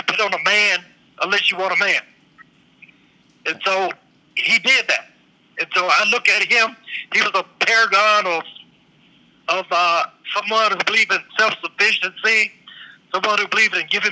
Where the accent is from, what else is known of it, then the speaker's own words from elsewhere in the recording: Yazoo City, Mississippi, United States; he built a hospital in my hometown of Yazoo City in 1924, where I was born in 1953